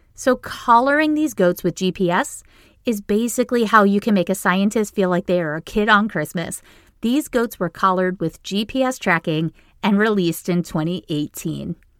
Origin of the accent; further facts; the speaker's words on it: Maine, United States; now in Boston, United States; I grew up in a tiny town in Maine